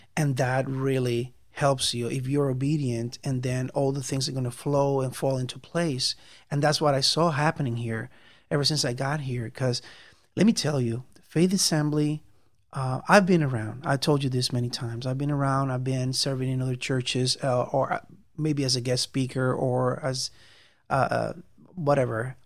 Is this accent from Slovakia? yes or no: no; Puerto Rico; moved away as an adult; I'm from Puerto Rico. Um, came, I came to live here in 1999